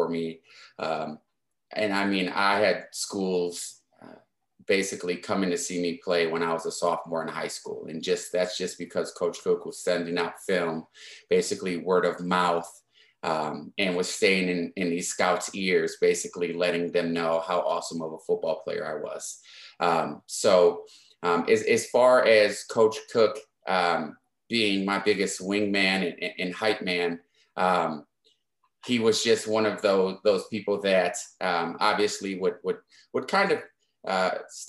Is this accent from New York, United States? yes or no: no; Milwaukee, Wisconsin, United States; I'm from Milwaukee, Wisconsin. Went to Oak Creek High School. Lived in Bayview